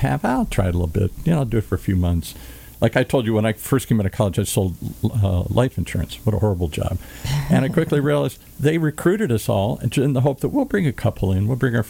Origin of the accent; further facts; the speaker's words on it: Ireland; I'm Irish. I like shenanigans